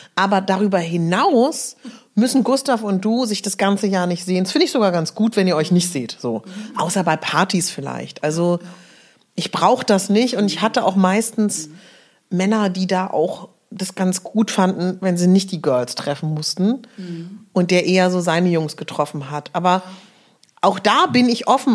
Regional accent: Berlin, Germany; bei uns in Berlin haben wir den Teufelsberg

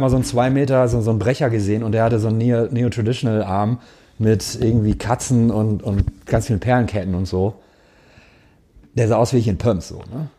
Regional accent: Gelsenkirchen, North Rhine-Westphalia, Germany; also born or lived in Cologne; ich komme aus Gelsenkirchen, aus dem Ruhrpott

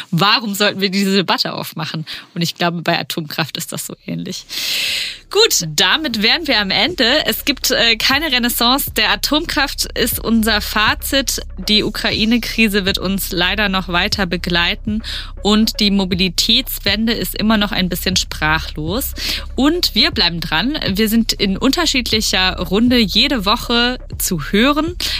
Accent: Baden-Württemberg, Germany; in Baden-Württemberg, wo ich herkomme

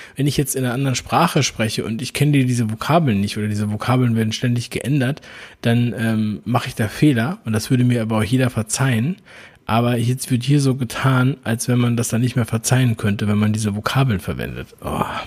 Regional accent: Berlin, Germany; Berlin ist nun mal meine Geburtsstadt

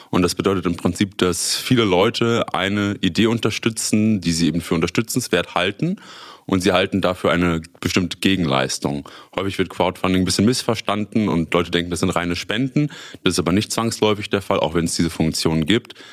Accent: Münster, North Rhine-Westphalia, Germany; ich bin 27 Jahre alt, komme gebürtig aus Münster, habe hier auch damals Abitur gemacht und bin dann nach meinem Studium, nach meiner Schule nach Osnabrück für das Studium gegangen

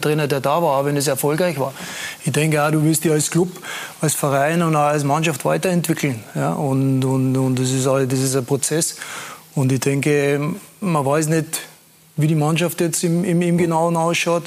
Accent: Austria; als Österreicher

